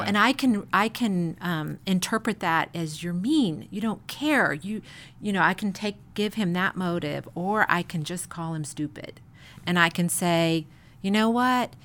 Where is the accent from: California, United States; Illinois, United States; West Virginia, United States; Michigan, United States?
Illinois, United States; Chicago; moved away; I grew up in Chicago